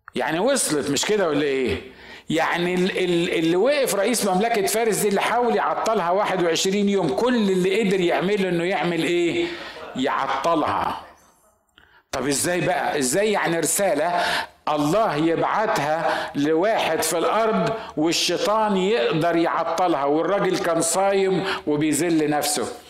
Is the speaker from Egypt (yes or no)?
yes; Egypt; عندنا في مصر